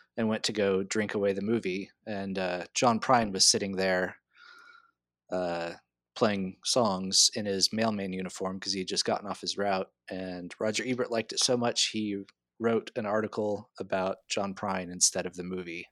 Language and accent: English; Texas, United States; also born or lived in South Carolina; I think of myself as being from Texas because I've lived here most of my life, although I was born in South Carolina.